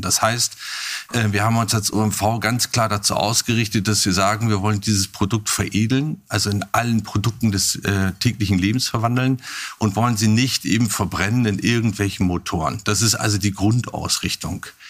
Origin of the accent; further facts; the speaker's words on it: Germany; Ich bin ja in Hamburg geboren, in der Nähe